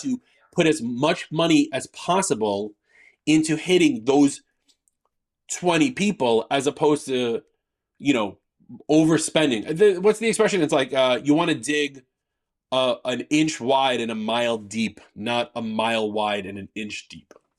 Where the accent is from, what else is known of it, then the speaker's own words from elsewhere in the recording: New York, United States; I'm a New Yorker